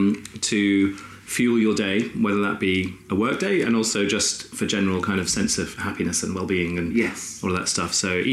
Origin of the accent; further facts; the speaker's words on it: Rugby, West Midlands, United Kingdom; moved away; also born or lived in Brighton; I'm from Rugby originally in the Midlands.